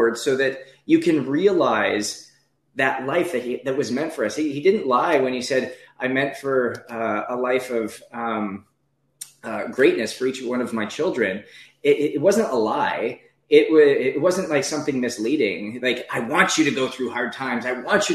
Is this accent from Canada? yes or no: yes; Northwest Canada, Canada; moved away as an adult; also born or lived in Ohio, United States / Naples, Florida, United States / Anaheim, California, United States; I'm a kid from Northwest Canada